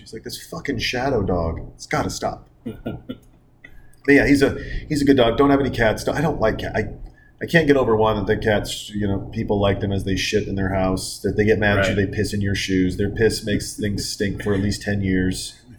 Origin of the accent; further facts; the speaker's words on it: Montana, United States; moved away; also born or lived in Newport Beach; I grew up in Montana.